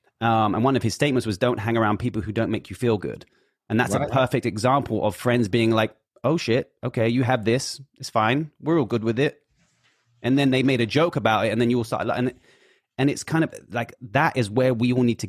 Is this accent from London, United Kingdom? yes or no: yes; Hackney, London, United Kingdom; Out to Hackney, Northeast.